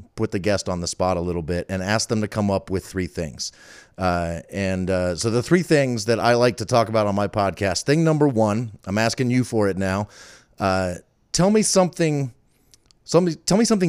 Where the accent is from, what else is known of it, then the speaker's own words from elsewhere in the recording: Falls Church, Virginia, United States; I grew up in Falls Church.